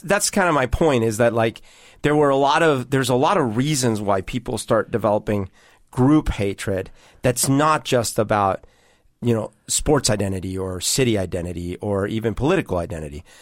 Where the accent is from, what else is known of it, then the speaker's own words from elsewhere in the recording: Bogotá, Bogotá Capital District, Colombia; now in Seattle, United States; growing up in Bogota in Colombia when I did